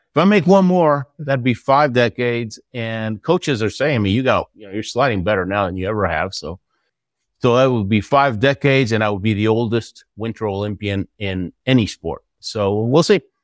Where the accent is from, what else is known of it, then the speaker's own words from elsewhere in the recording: Houston, Texas, United States; also born or lived in Argentina; I lived in Houston, Texas most of my life